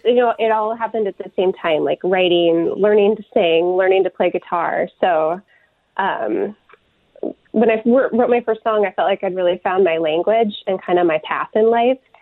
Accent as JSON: {"language": "English", "town": "Tucson", "region": "Arizona", "country": "United States", "tie": "born or raised there", "also_born_or_lived": "Durban, South Africa / Seattle", "moved": "as an adult", "lives_now": "Minneapolis, United States", "said": "I grew up in Tucson and then I moved to the Twin Cities for college"}